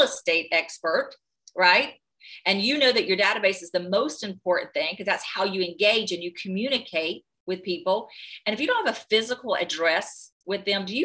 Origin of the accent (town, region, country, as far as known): North Carolina, United States